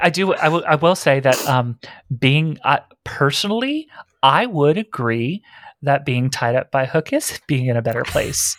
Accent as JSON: {"language": "English", "region": "Texas", "country": "United States", "said": "I'm from Texas"}